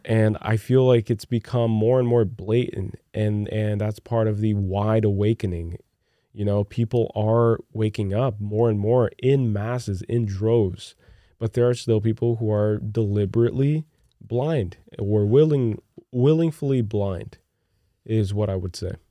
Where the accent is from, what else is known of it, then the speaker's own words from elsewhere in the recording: Brazil; moved away; growing up in Brazil